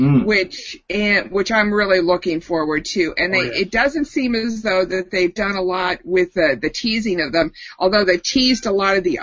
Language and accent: English; New Hampshire, United States; I am from New Hampshire